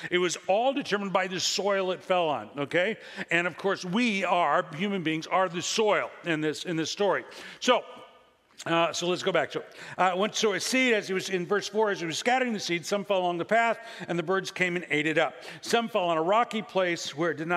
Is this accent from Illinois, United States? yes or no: yes; Illinois, United States; now in Central Valley, California, United States; I come from the Midwest and Illinois.